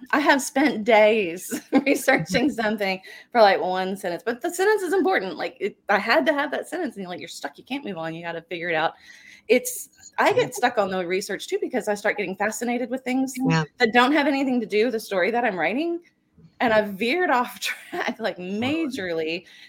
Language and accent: English; Baton Rouge, Louisiana, United States; No. I mean, I grew up in Baton Rouge, so okay.